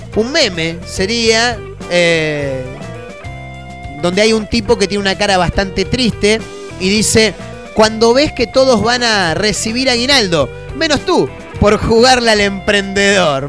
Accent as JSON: {"language": "Spanish", "country": "Argentina"}